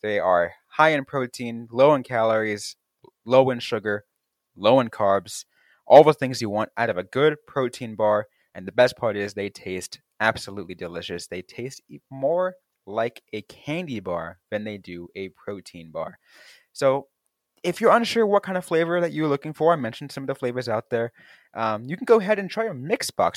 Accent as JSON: {"language": "English", "area": "the Bay Area", "region": "California", "country": "United States", "tie": "born or raised there", "said": "growing up in the Bay Area"}